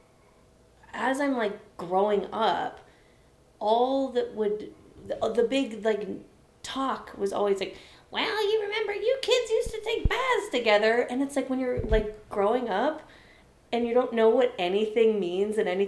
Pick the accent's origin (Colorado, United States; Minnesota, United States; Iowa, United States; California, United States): Colorado, United States; Denver; I was born on April 3rd at 3 p.m. in fucking Denver